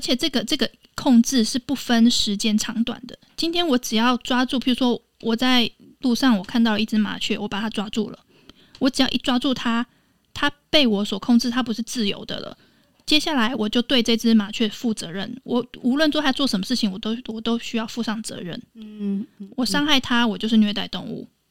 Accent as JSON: {"language": "Chinese", "country": "Taiwan", "said": "我来自台湾"}